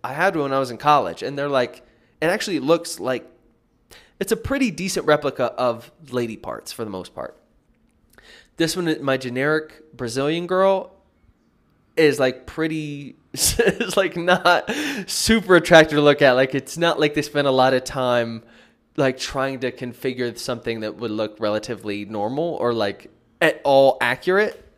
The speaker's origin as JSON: {"language": "English", "country": "United States", "moved": "yes", "lives_now": "Medellin, Colombia", "said": "I'm back in the States now. It's, like, weird to not be home in my home country"}